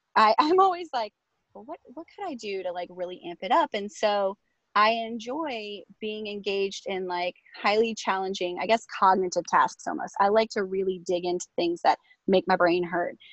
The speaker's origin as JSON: {"language": "English", "town": "Virginia Beach", "region": "Virginia", "country": "United States", "tie": "born or raised there", "said": "I went to school here. So it's like I returned home to my own district."}